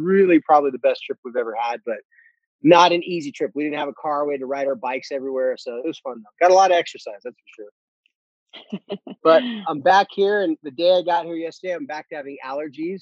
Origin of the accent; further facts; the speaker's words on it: California, United States; moved away; I went home to my hometown